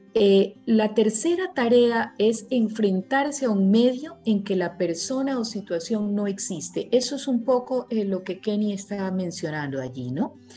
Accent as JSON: {"language": "Spanish", "country": "Ecuador", "also_born_or_lived": "Guayaquil", "said": "en mi país"}